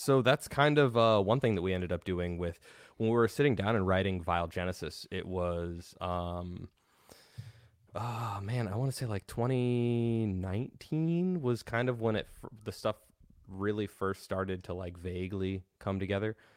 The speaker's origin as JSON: {"language": "English", "town": "Denver", "region": "Colorado", "country": "United States", "tie": "born or raised there", "said": "I grew up in the Denver metal scene"}